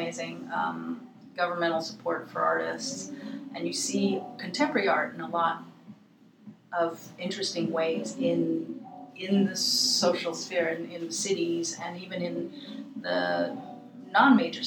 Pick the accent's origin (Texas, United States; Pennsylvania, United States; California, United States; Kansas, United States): California, United States; Los Angeles; I grew up